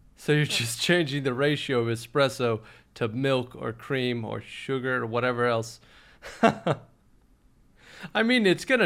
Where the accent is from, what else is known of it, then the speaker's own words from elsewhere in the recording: Austin, Texas, United States; also born or lived in Los Angeles; Born and raised in Austin, we're pretty we're pretty laid back as far as cities go